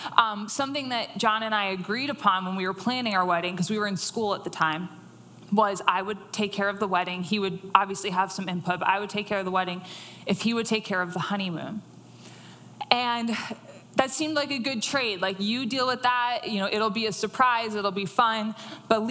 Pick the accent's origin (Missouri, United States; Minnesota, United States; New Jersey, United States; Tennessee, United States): New Jersey, United States; in my hometown where I grew up in New Jersey